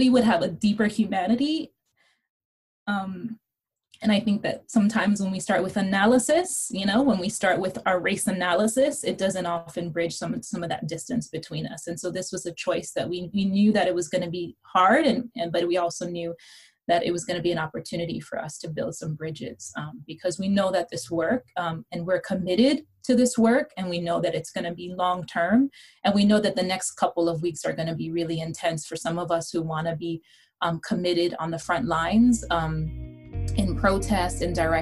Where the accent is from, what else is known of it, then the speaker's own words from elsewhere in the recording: Hawaii, United States; moved away; also born or lived in New York City; growing up in Hawaii, as I shared, that where everyone was brown